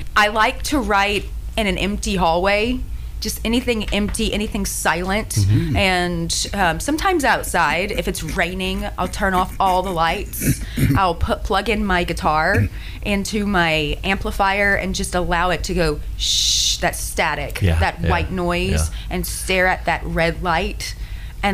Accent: Tyler, Texas, United States; moved away; I'm from Tyler, Texas.

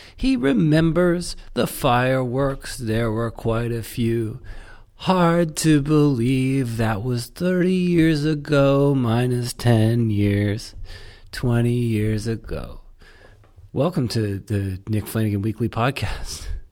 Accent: Canada; I'm from Canada.

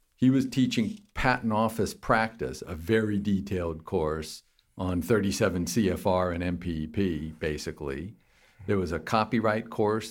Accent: Fountain Valley, California, United States; moved away as an adult; also born or lived in Palos Verdes, California / Davis, California / Berkeley, California / New York; I was born in Palos Verdes in Southern California and raised in the Huntington Beach area, Fountain Valley specifically.

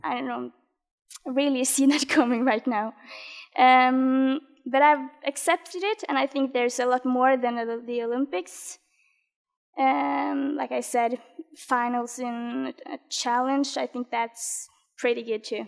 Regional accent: Norway

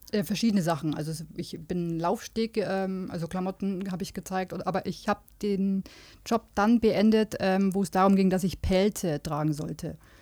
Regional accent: Munich, Bavaria, Germany; also born or lived in Regensburg; Also die ersten acht Jahre und dann sind wir nach München gezogen.

